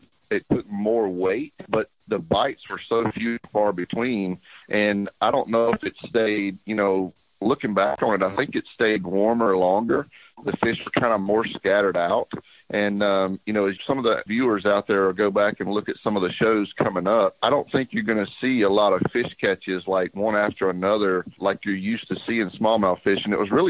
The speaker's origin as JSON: {"language": "English", "region": "South Carolina", "country": "United States", "said": "It makes it even more special to be in my home state of South Carolina."}